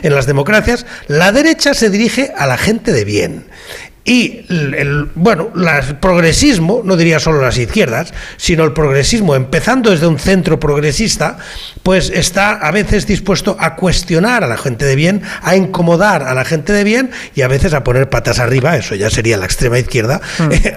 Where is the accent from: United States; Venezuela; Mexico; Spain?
Spain; Catalonia; los que somos catalanes con ocho apellidos o 12 o 15 apellidos catalanes